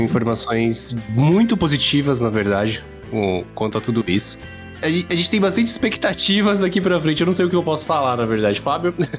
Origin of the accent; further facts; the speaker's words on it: Brazil; como brasileiro